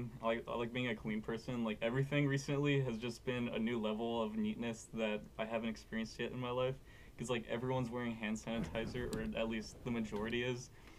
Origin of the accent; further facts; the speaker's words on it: Cuero, Texas, United States; Cuero born and raised.